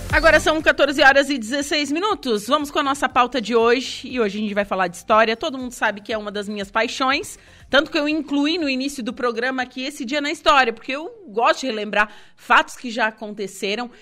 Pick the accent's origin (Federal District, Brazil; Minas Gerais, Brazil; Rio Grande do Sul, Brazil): Rio Grande do Sul, Brazil; Torres; now in Araranguá, Brazil; eu sou de Torres